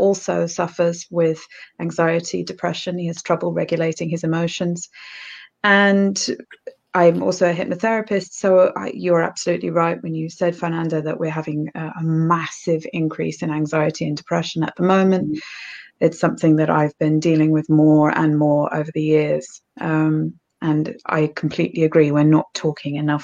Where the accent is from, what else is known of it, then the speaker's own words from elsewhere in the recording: United Kingdom; accent: British; also born or lived in Norfolk, East of England; As you can tell by my accent, I'm British. So I live in Norfolk in the east of England.